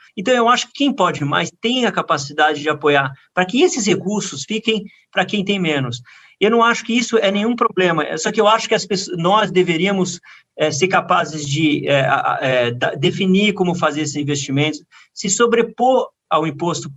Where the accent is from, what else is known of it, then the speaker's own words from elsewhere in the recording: São Paulo, Brazil; Eu sou paulistano apaixonado